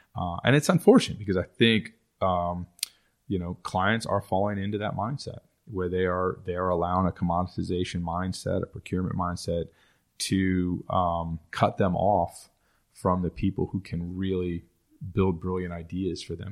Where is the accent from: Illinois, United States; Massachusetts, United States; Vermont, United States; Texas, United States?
Texas, United States; moved away as an adult; also born or lived in Dallas; now in New Orleans, United States; I grew up in Texas